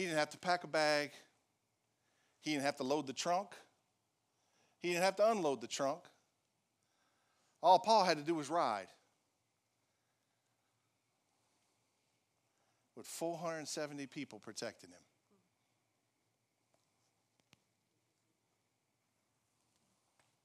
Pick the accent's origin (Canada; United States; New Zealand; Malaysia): United States; Franklin; I'm from Franklin